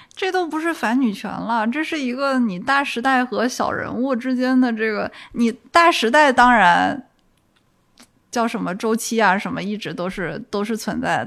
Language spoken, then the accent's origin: Chinese; Guangdong, China; also born or lived in London; 我广东长大嘛